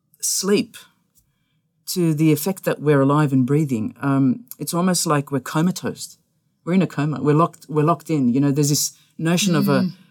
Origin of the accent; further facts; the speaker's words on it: Indiana, United States; I'm not from here. I'm from Indiana.